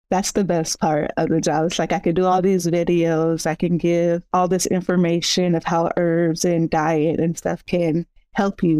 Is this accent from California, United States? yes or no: yes; San Bernardino, California, United States; I'm from San Bernardino, California.